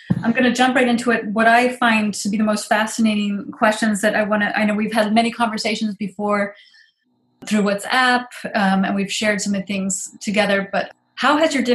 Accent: United States; now in Netherlands; As an American

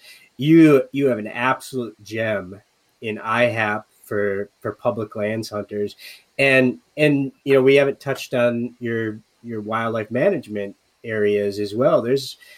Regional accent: Upper Peninsula of Michigan, United States; moved away as an adult; also born or lived in Minnesota; Growing up in the Upper Peninsula of Michigan

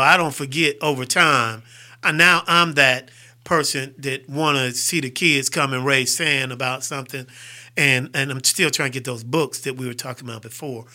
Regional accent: Fairfield, Alabama, United States; also born or lived in Farrell, Pennsylvania / Sharon, Pennsylvania / Houston, Texas; I'm a Fairfield dude

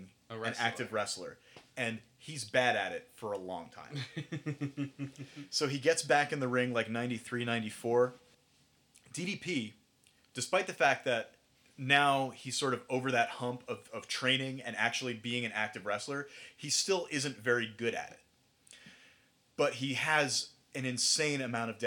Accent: New York, United States; now in New Jersey, United States; I'm from New York

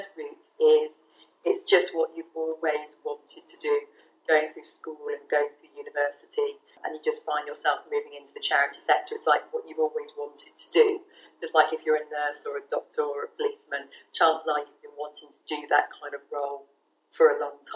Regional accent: England, United Kingdom; moved away as an adult; also born or lived in Caribbean island; being English and from the first world

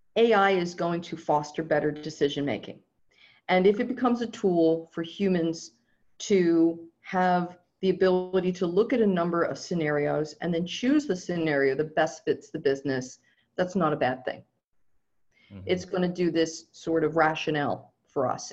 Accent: Southern California, United States; I'm from Southern California

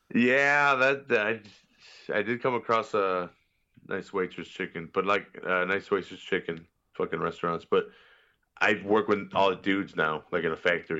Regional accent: Chicago, Illinois, United States; I'm from Chicago

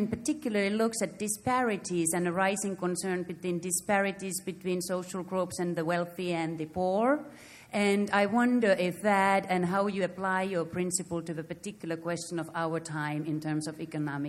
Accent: Finland; now in Baltimore, United States; I'm from Finland and from Baltimore.

